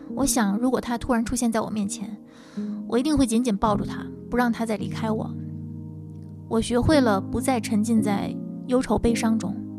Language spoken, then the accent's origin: Chinese; Tianjin, China; now in Beijing, China; 来自天津，现居北京